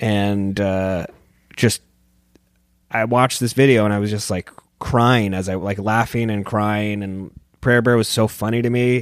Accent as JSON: {"language": "English", "town": "San Diego", "region": "California", "country": "United States", "moved": "yes", "said": "I'm from San Diego, and it's kind of a skate and surf culture there"}